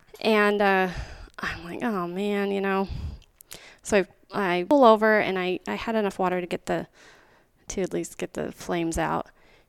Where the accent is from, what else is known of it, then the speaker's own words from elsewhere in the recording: White Mountains, Arizona, United States; now in Queen Creek, Arizona; I grew up in the White Mountains.